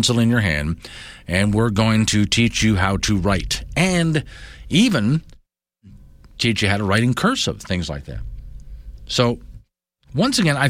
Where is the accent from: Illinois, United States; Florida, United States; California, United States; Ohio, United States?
Florida, United States; moved away; when I was living and growing up in Florida